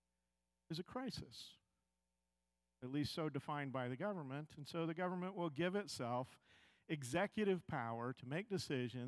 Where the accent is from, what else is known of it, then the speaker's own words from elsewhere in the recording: United States; We, as American Christians